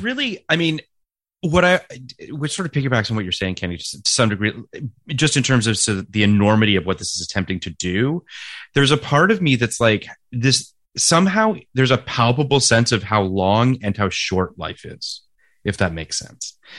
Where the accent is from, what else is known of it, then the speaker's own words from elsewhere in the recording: Toronto, Ontario, Canada; moved away; also born or lived in California; when I go home to Toronto, even friends, contemporaries of mine that I went to high school